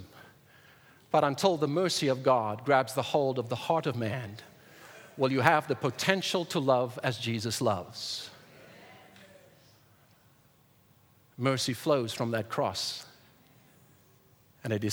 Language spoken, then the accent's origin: English; South Africa; moved away; I was raised in South Africa in apartheid in the early 1990s